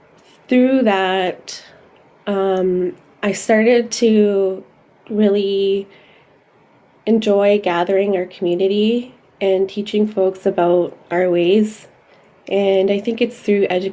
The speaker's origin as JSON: {"language": "English", "town": "Brampton", "region": "Ontario", "country": "Canada", "tie": "born or raised there", "also_born_or_lived": "Salt River First Nation, Northwest Territories", "said": "my roots are from Salt River First Nation, Northwest Territories, but I grew up here in Ontario"}